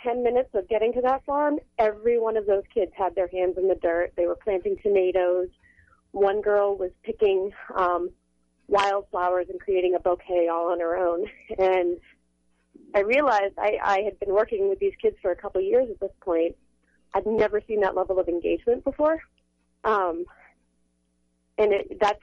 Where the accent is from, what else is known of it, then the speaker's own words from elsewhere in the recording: Massachusetts, United States; also born or lived in New Hampshire / Vermont; now in Philadelphia, United States; I grew up in Massachusetts, actually, surrounded by farms